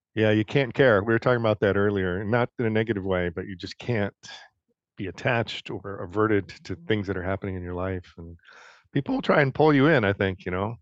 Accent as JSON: {"language": "English", "town": "Detroit", "region": "Michigan", "country": "United States", "tie": "born or raised there", "moved": "yes", "said": "I grew up in Detroit"}